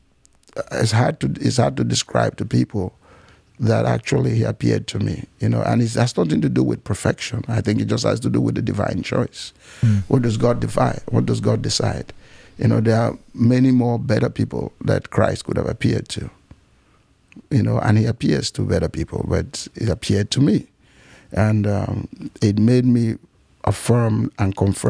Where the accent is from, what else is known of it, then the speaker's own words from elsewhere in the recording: Nigeria; also born or lived in Cameroon; I was raised in Nigeria. I was raised partly in Nigeria, partly in Cameroon